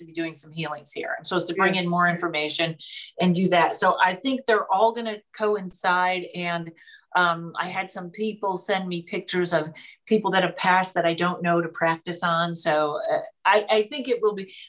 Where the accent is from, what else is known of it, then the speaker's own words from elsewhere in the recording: Pittsfield, Massachusetts, United States; also born or lived in Boston; when you're from Pittsfield, Massachusetts